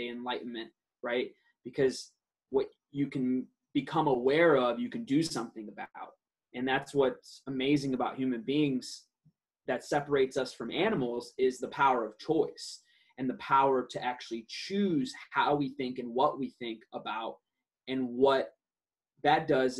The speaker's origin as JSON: {"language": "English", "town": "Detroit", "region": "Michigan", "country": "United States", "tie": "born or raised there", "also_born_or_lived": "Iraq", "first_language": "Aramaic", "second_language": "English", "moved": "yes", "lives_now": "San Diego, United States", "said": "I grew up in Detroit, and now I reside in sunny San Diego"}